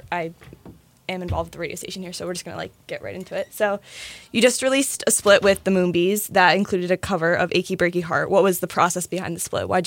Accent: Neptune, New Jersey, United States; I'm from Neptune

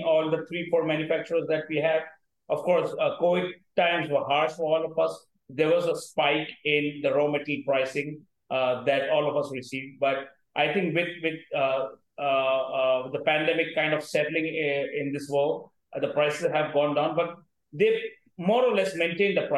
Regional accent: India

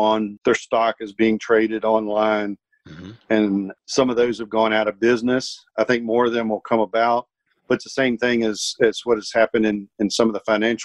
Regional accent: Virginia, United States; moved away; my hometown back in Virginia

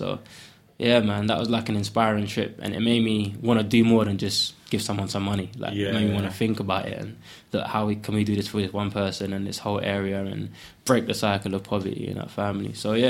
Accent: Ghana; now in United Kingdom; So for me, as a Westerner, effectively, I know I'm from Ghana originally, but someone coming from England saying, yo, like, here's a bit of money, it's kind of insulting.

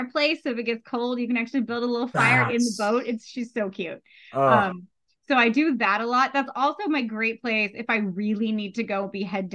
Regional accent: Gulf Coast of Florida, United States; moved away; I'm originally from the Gulf Coast of Florida.

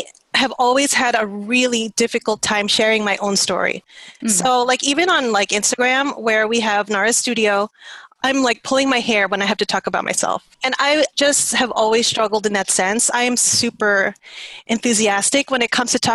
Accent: New York, United States; also born or lived in Philippines; I'm speaking Tagalog, even if I was born in New York.

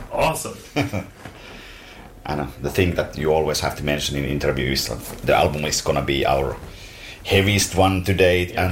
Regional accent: Finland; we are from Finland

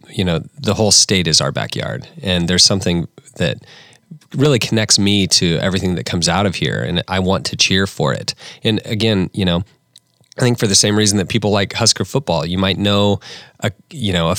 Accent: Imperial, Nebraska, United States; I'm from a small town, I'm from Imperial, Nebraska

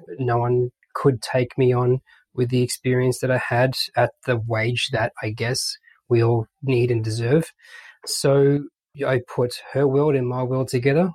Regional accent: Melbourne, Victoria, Australia; accent: Aussie; moved away as an adult; now in British Columbia, Canada; I was born and raised in Australia, Melbourne.

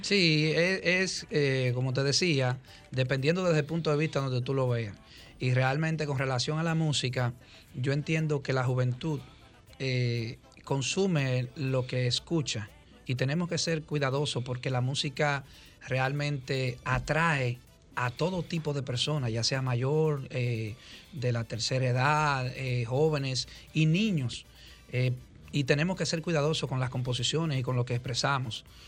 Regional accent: Dominican Republic; somos como dominicanos

